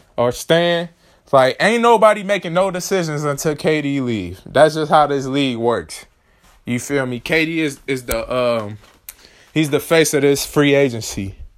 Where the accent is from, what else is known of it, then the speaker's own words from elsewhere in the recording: Chicago, Illinois, United States; I'm from Chicago